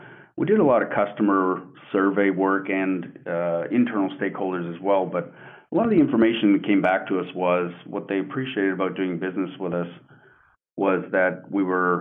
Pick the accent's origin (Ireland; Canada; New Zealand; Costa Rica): Canada; moved away as an adult; now in Coppell, United States; I am Canadian born and raised. I've been in the U.S. now for 20, going on 26 years.